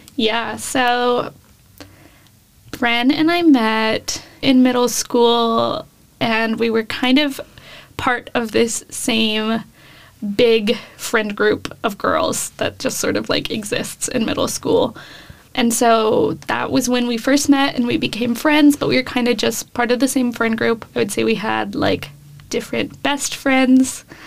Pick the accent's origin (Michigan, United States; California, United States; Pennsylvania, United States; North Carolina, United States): California, United States; Davis; moved away as an adult; now in Austin, United States; I moved from California to Texas four years ago now.